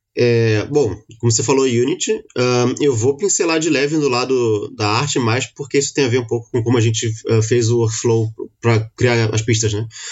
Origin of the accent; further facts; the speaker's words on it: Rio de Janeiro, Brazil; eu sou carioca